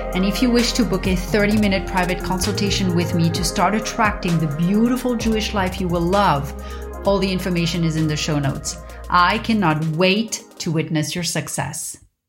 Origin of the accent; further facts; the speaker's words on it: Paris, Île-de-France, France; growing up in Paris